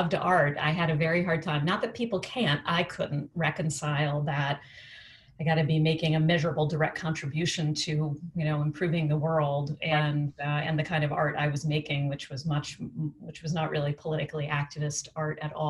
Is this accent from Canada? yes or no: no; Washington, District of Columbia, United States; my row house where I grew up in Capitol Hill in Washington, D.C.